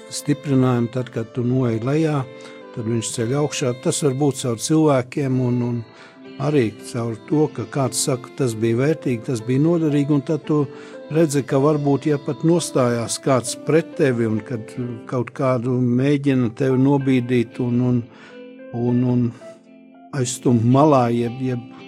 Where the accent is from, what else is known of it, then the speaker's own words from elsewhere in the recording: Talsi, Latvia; also born or lived in Riga, Latvia; now in Čekava, Latvia; es esmu dzimis Tausos